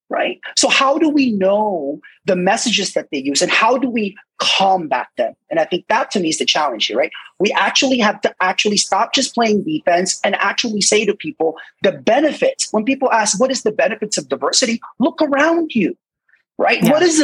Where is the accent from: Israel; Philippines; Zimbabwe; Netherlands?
Philippines; moved away; I remember I immigrated from the Philippines when I went out in the 90s